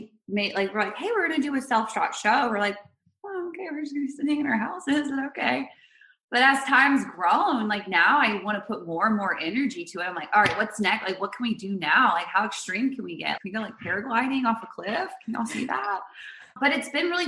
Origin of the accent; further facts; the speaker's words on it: the Carolinas, United States; moved away as an adult; also born or lived in Charlotte / San Francisco; now in Santa Barbara, United States; we're from the Carolinas.